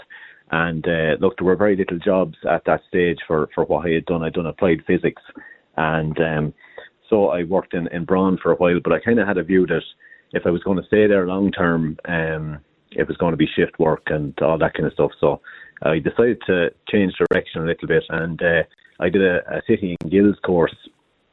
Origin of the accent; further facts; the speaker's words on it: Ticknevin, Carbury, County Kildare, Leinster, Ireland; born and raised in County Kildare, Bobby, a place called Ticknevin in Carbery